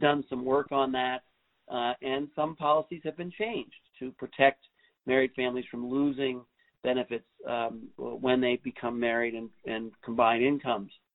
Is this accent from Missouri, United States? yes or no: no; New York City, New York, United States; when I grew up in New York City in the 70s